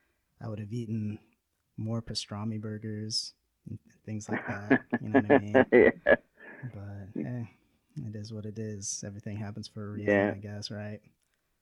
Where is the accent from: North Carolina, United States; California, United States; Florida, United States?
Florida, United States; Destin; moved away; also born or lived in Utah; I'm from, I guess, the Destin area. People might be more familiar with that. But if you know Pensacola, like Pensacola Beach in the Panhandle.